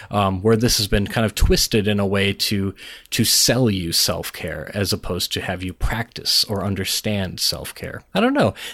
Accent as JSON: {"language": "English", "region": "Minnesota", "country": "United States", "said": "Well, I'm Minnesotan"}